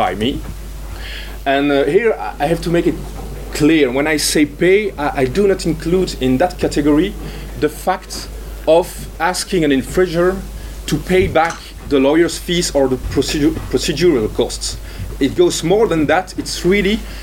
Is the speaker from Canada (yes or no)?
no; Brussels, Brussels-Capital Region, Belgium; my hometown, Brussels.